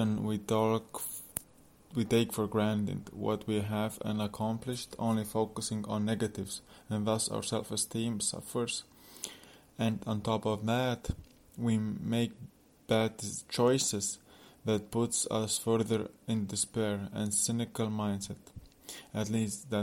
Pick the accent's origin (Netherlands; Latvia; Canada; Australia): Latvia; now in Poland; I'm from Latvia with mixed background, currently in Poland with girlfriend